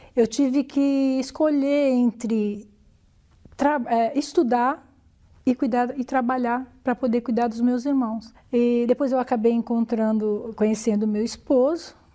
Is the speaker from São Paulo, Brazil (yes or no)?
yes; São Paulo, Brazil; nasci em São Paulo, né, no bairro da Lapa. É, lá convivi com meus pais durante muitos anos.